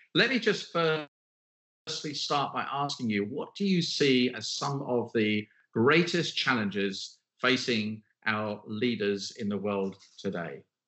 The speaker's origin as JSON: {"language": "English", "country": "United Kingdom", "lives_now": "London, United Kingdom", "said": "I am a Brit, we are in London"}